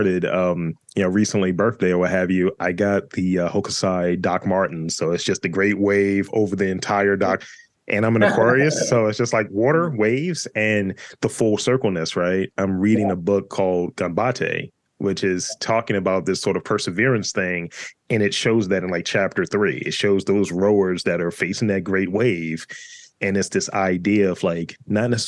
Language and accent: English; Baltimore, Maryland, United States; I'm from East Baltimore